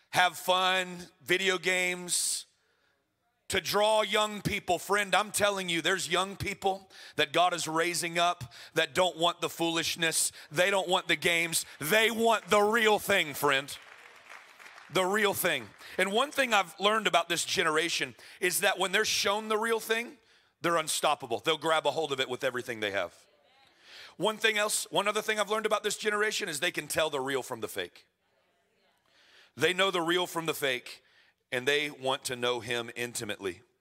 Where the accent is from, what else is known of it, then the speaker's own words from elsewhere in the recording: Florida, United States; moved away as an adult; now in Edmonton, Canada; I was told I'm a transplant, I'm from Florida.